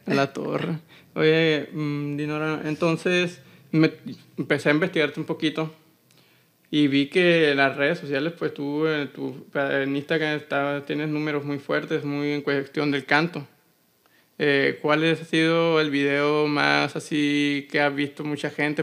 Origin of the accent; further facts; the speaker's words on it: Hermosillo, Sonora, Mexico; mi tierra, que es Hermosillo Sonora